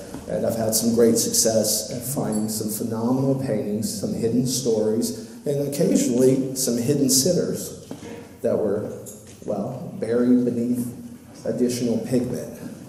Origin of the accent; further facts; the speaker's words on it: Louisiana, United States; I'm from Louisiana.